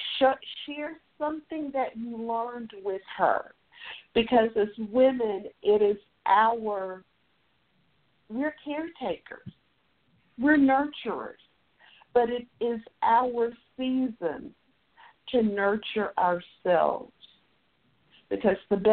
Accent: Tennessee, United States; accent: Southern; I'm a native Tennessean. I live in Memphis.

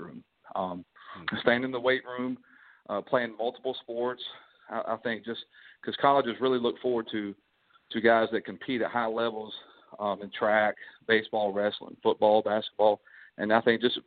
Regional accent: Kannapolis, North Carolina, United States; moved away as an adult; also born or lived in North Myrtle Beach, South Carolina; now in Lexington, United States; I'm originally from Kannapolis, North Carolina

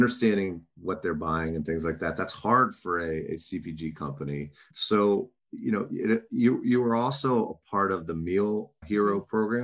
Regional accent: New York, United States; I'm from New York

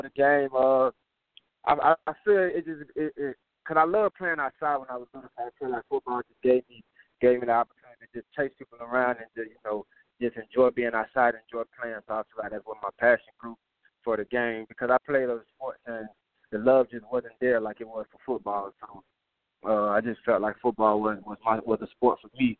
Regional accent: Tampa, Florida, United States; moved away; also born or lived in Arkansas; Growing up in Tampa, I always grew up in, you know, a good environment

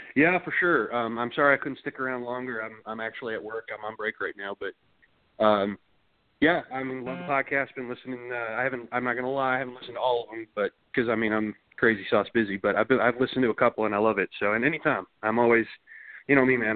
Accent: Georgia, United States; Georgia bred

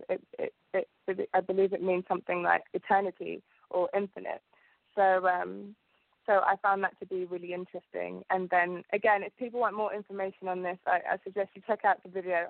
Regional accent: London, United Kingdom; English is a second language; also born or lived in Uganda / Southall; I came here when I was about three years old, and um, I've grown up in London ever since

